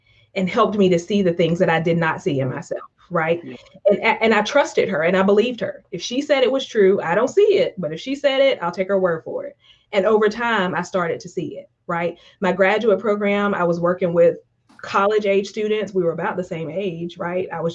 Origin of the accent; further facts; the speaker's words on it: Eastern North Carolina, United States; I grew up in Eastern North Carolina, probably tell from my accent, I'm from the Deep South